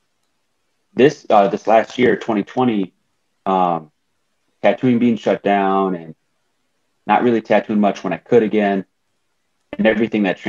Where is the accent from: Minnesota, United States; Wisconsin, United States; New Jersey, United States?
Wisconsin, United States; Wisconsin Rapids; also born or lived in Madison, Wisconsin; we had to move up north back to my hometown, Wisconsin Rapids, a very small town